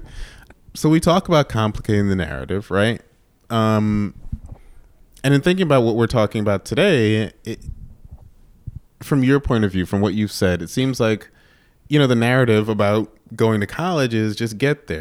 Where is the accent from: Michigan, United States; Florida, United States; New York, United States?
New York, United States; now in Chicago, United States; I grew up in New York